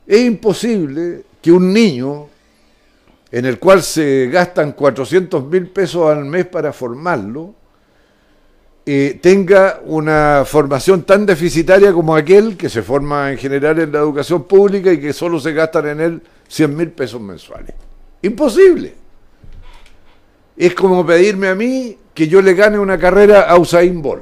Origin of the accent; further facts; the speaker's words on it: Chile; nosotros los chilenos somos dueños de la Universidad de Chile y de todos sus derivados